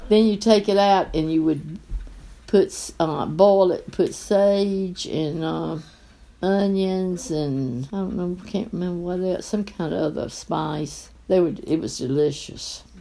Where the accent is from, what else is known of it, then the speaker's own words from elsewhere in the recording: North Carolina, United States; And I was born on Avent's Ferry Road off of Western Boulevard.